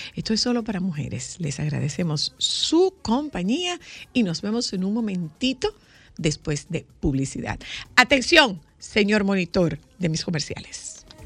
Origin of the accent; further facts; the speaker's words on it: Dominican Republic; los dominicanos que estamos siendo vetados en nuestro país